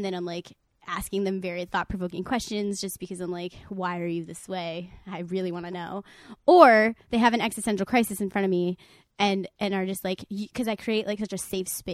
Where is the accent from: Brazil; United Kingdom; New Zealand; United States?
United States; New York; I'm from New York